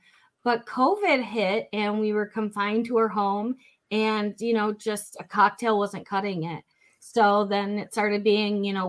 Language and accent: English; Flint, Michigan, United States; I grew up in Flint, Michigan